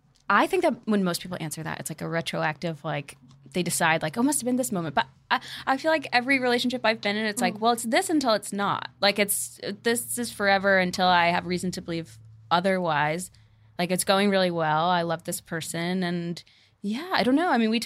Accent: North Carolina, United States; North Carolina.

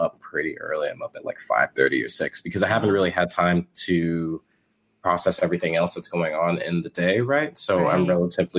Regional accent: Houston, Texas, United States; also born or lived in Kentucky; I was born in Kentucky, and then I moved to Houston when I was very young. I was like 2 or 3

